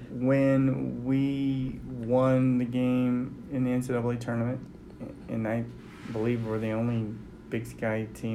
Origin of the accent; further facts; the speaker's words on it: Whittier, California, United States; moved away; Growing up in Whittier is actually where I'm from, right? Okay. In Los Angeles County.